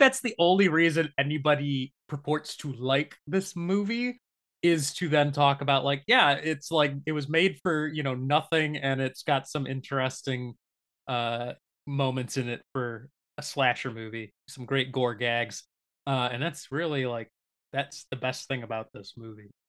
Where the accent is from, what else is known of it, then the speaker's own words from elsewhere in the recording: Michigan, United States; growing up in Michigan